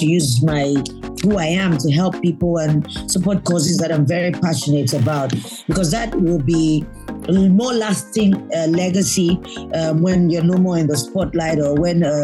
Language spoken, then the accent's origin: English; Lagos, Nigeria; I was born in Lagos State, mm-hmm. So I'm a Lagosian, Surulere. I remember our first home was in Surulere